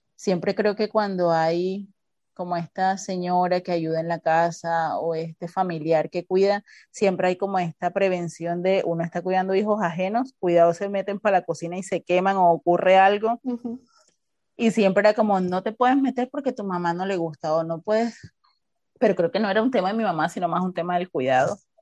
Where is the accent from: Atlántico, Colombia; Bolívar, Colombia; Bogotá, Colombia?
Atlántico, Colombia; Barranquilla; barranquillera, nacida en Barranquilla